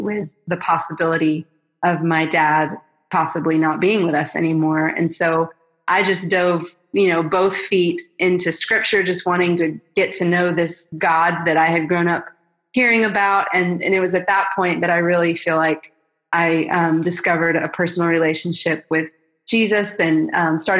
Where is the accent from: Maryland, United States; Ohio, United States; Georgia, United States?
Georgia, United States; Atlanta; I'm originally from Atlanta, and I grew up in a really sweet family